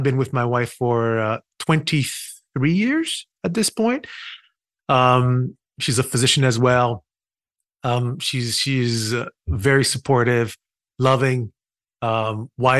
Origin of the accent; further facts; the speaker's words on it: Haiti; moved away as an adult; also born or lived in Brooklyn, New York; now in United States; I was born and raised in Haiti. I spent 18 years in Haiti.